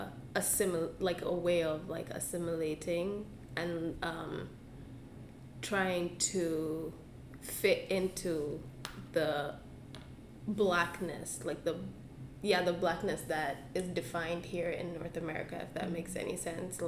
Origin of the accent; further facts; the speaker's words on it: Uganda; now in Canada; I'm from Uganda, yeah. And, like, I mean, my whole background, like, everything growing up in Uganda, that's me